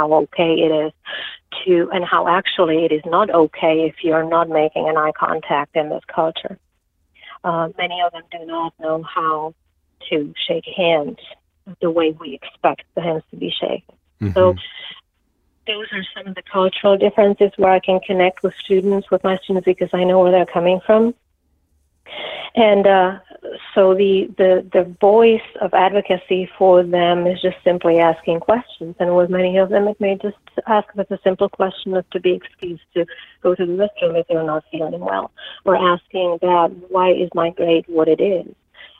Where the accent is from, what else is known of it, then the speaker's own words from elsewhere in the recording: Czechia; English is a second language; now in United States; So I grew up in Czechoslovakia, and we had to do a lot of gardening because of the lack of food in the stores.